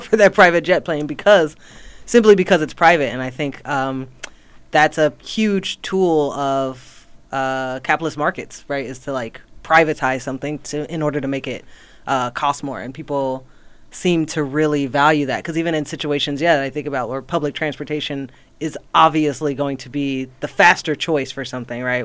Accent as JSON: {"language": "English", "region": "North Carolina", "country": "United States", "tie": "born or raised there", "said": "I grew up on the East Coast in North Carolina"}